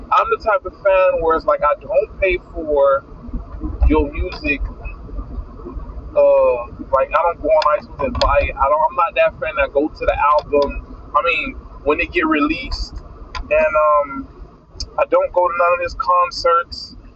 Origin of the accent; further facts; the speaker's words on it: Miami, Florida, United States; I'm from Miami Dade, so I don't know nothing about that shit.